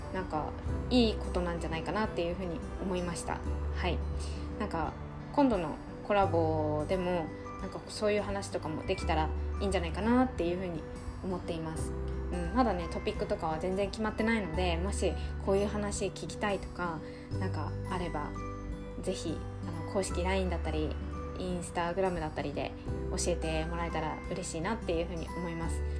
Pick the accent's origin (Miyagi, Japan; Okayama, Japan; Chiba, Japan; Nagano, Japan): Miyagi, Japan; Sendai; 仙台生まれて仙台で育って